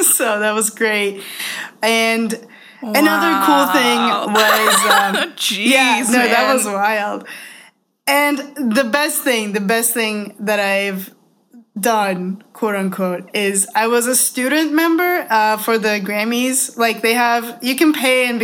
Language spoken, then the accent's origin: English; Toronto, Ontario, Canada; I'm from Toronto too.